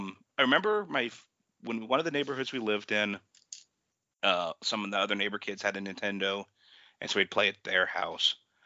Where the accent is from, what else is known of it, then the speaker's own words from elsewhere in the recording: Juneau, Alaska, United States; there was a pizza place in my hometown, Bullwinkle's Pizza in Juneau, Alaska.